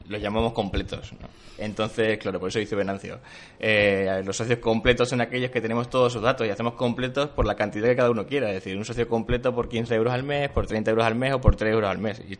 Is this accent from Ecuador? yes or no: no; Argamasilla de Calatrava, Castilla-La Mancha, Spain; tenía que volver a mi, zona de origen. Entonces volví a mi pueblo, que es Argamasilla de Calatrava, de Ciudad Real, un pueblo de 5.000 habitantes.